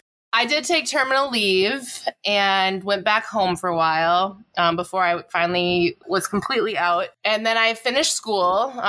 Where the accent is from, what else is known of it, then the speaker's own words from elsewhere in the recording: Minnesota, United States; I'm from Minnesota.